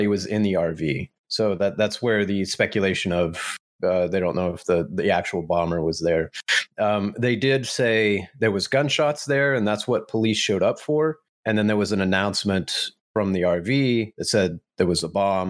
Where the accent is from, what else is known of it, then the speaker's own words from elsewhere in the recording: United States; even as Americans